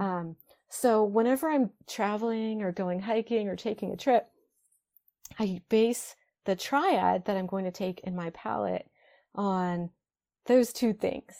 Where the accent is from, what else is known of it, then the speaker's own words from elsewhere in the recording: Ohio, United States; moved away; back where I grew up in Ohio